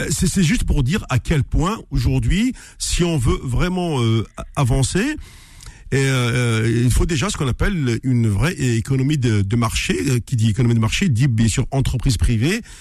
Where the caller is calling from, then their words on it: Paris, Île-de-France, France; Je suis de Paris, euh, …. Ah ouais. Euh, comme la, plupart des Kabyles qui habitent en Ile-de-France.